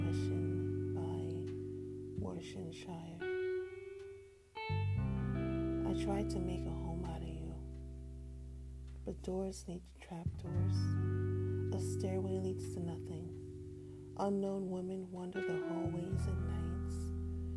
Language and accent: English; Jamaica; I am from Jamaica